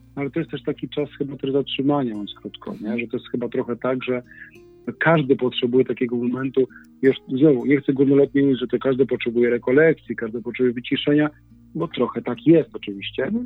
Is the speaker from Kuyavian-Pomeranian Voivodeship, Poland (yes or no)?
yes; Inowrocław, Kuyavian-Pomeranian Voivodeship, Poland; jesteśmy z Inowrocławia